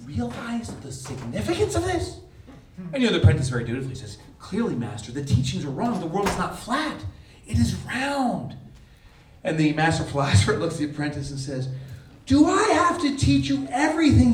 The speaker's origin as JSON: {"language": "English", "region": "New Jersey", "country": "United States", "said": "I'm from the New York area, New Jersey"}